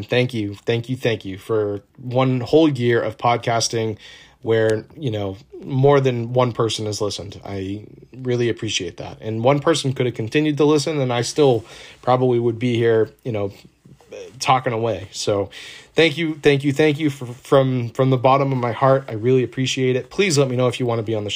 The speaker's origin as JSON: {"language": "English", "town": "Boston", "region": "Massachusetts", "country": "United States", "said": "I'm from Boston"}